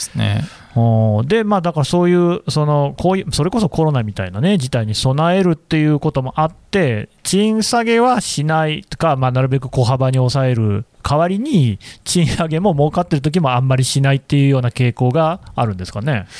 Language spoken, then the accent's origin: Japanese; Aichi, Japan; 私も愛知出身ですからね